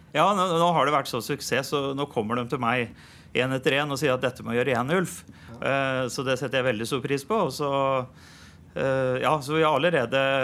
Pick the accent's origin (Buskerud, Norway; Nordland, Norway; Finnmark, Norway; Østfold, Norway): Østfold, Norway; Kornsjø; Jeg har vokst opp på Kornsjø